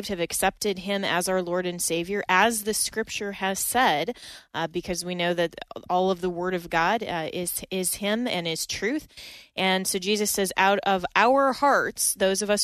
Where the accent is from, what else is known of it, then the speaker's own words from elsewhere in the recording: Colorado, United States; moved away; my home state of Colorado